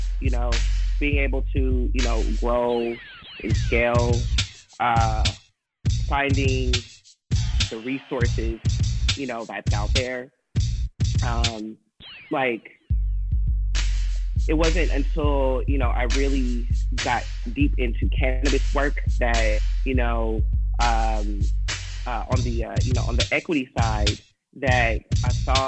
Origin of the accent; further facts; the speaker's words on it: Oakland, California, United States; Born and raised in Oakland, Deep East Oakland. Still reside in Deep East Oakland